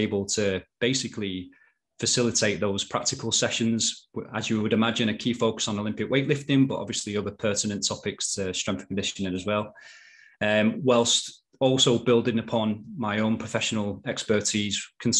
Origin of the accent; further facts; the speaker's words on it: Manchester, North West England, United Kingdom; I am from Manchester, which is in the northwest of England. And Salford University is literally 6 miles from where I grew up.